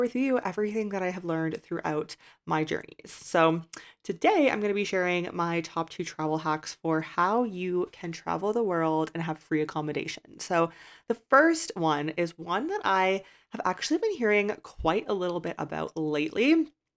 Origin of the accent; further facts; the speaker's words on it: Canada; moved away as an adult; I've left my home country of Canada's residency